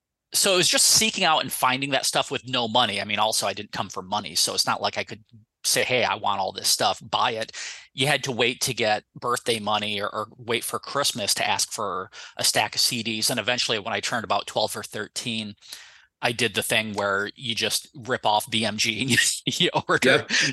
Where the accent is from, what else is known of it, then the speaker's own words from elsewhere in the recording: Perry, Michigan, United States; also born or lived in Ashley, Michigan; I moved to a slightly bigger town after Ashley, but it was still Perry, which is, you know, a very small culturalist town as well.